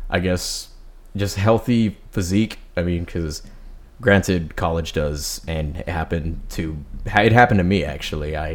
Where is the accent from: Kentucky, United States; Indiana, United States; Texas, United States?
Texas, United States; Kingsville; also born or lived in Corpus Christi, Texas; I've been born in Corpus, but raised in Kingsville.